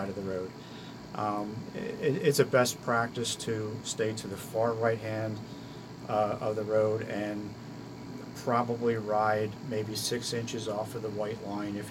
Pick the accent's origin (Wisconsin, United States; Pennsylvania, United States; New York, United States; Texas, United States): Pennsylvania, United States; Allentown; moved away as an adult; now in New Jersey, United States; I grew up in Allentown, Pennsylvania, and I got my cycling start at the Lehigh County Velodrome